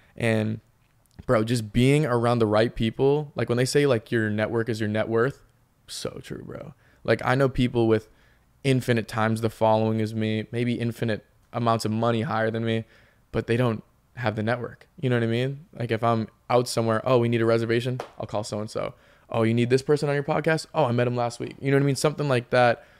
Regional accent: Peabody, Massachusetts, United States; moved away as an adult; now in Los Angeles, United States; I'm obviously from the North Shore, you know, Peabody, Massachusetts

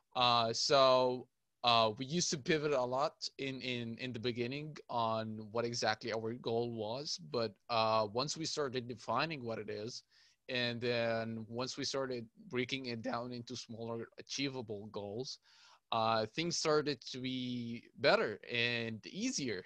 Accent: Cairo, Cairo Governorate, Egypt; I'm from Cairo, Egypt

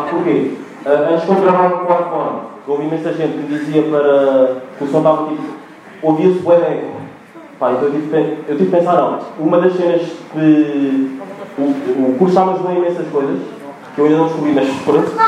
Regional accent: Angola; moved away; eu nasci em Angola e nós em Angola dizemos guarda-fato.

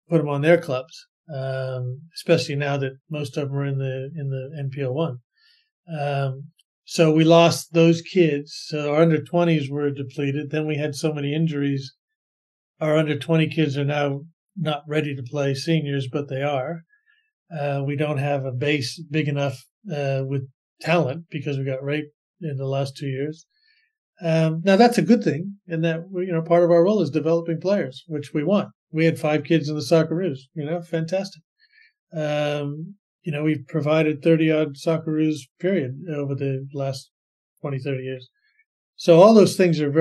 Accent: Bay Area, California, United States; moved away as an adult; also born or lived in Singapore; now in Sydney, Australia; I grew up in the Bay Area

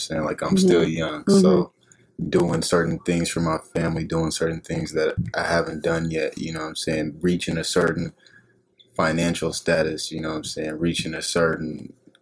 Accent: Portland, Oregon, United States; born and raised in Portland, Oregon, North Side

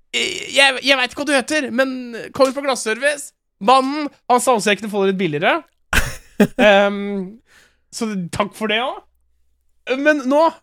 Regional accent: Norway; jeg er jo norsk

